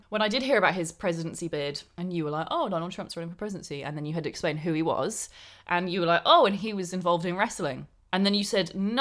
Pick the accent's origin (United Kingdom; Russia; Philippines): United Kingdom; England; living in England and, I don't know, being British